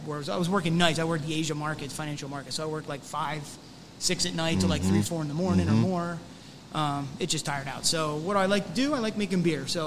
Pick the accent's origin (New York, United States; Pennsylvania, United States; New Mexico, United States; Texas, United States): Pennsylvania, United States; Lehigh Valley; moved away as an adult; also born or lived in Bermuda; I grew up in the Lehigh Valley originally